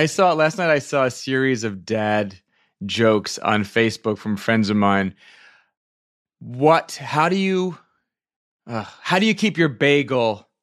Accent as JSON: {"language": "English", "region": "Virginia", "country": "United States", "tie": "born or raised there", "also_born_or_lived": "upstate New York", "said": "I'm from, from upstate New York, but I was raised in Virginia, so I started going to arena stage as a kid"}